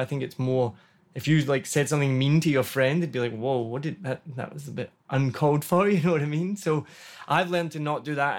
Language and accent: English; Scotland, United Kingdom; now in Vietnam; I'm from Scotland